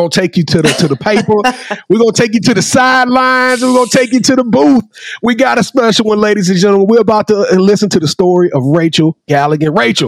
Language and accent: English; Louisiana, United States; I'm from Louisiana